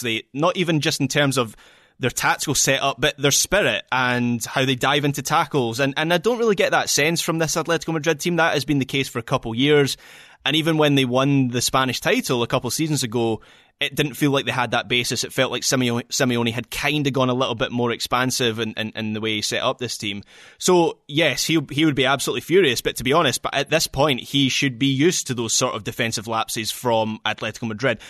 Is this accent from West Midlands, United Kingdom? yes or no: no; Scotland, United Kingdom; as a Scot